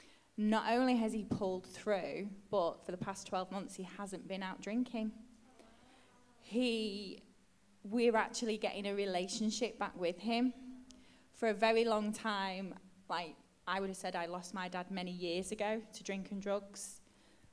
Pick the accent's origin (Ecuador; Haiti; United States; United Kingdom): United Kingdom; Stretford, North West England; I grew up in Stretford, which is right near Manchester United's ground